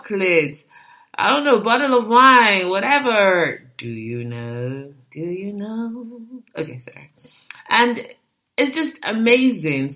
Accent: Nigeria; I'm a Nigerian girl

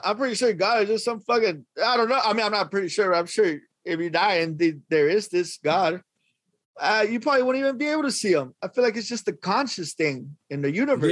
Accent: Los Angeles, California, United States; I'm from Northeast Los Angeles.

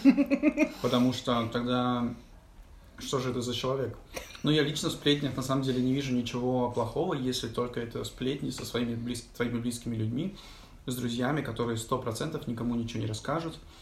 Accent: Moscow, Russia; moved away as an adult; also born or lived in England / China; я родился в Москве, пошел, поехал, уехал в Англию учиться в университет

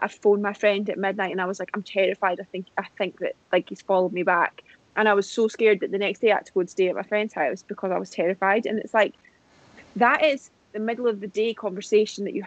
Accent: United Kingdom; moved away; I'm British

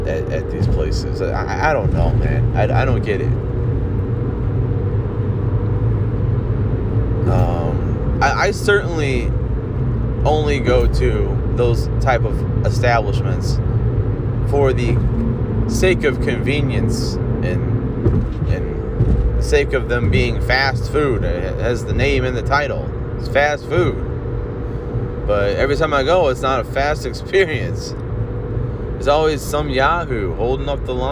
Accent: Olmsted Falls, Ohio, United States; I grew up on Uncle Al's living in Olmsted Falls

